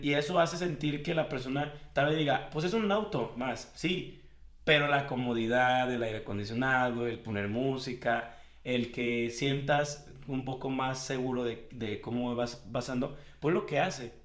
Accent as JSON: {"language": "Spanish", "town": "Guadalajara", "region": "Jalisco", "country": "Mexico", "said": "Yo soy de Guadalajara"}